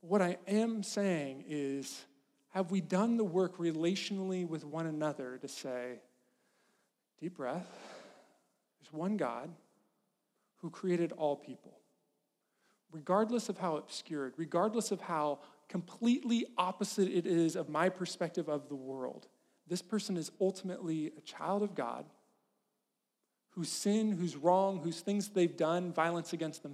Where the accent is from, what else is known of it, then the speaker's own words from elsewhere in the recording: Farmington, California, United States; moved away; the town I grew up in, Farmington, California, is a good place to be from.